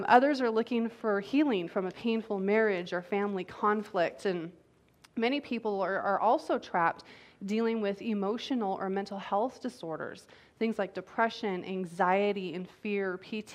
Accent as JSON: {"language": "English", "country": "United States", "said": "as American citizens"}